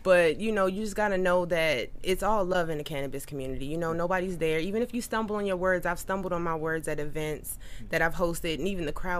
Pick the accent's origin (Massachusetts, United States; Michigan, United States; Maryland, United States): Maryland, United States; Baltimore; also born or lived in Atlanta, Georgia; now in California, United States; I'm originally from Baltimore, Maryland